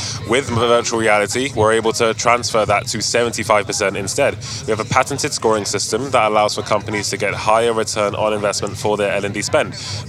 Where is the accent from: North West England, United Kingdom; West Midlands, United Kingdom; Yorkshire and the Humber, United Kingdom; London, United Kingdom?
London, United Kingdom; Hayes; also born or lived in Olympic Park, London; I grew up in West, but super West, Hayes.